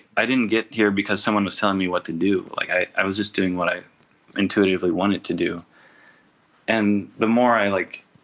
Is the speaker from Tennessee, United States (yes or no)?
yes; Tennessee, United States; being an artist from Tennessee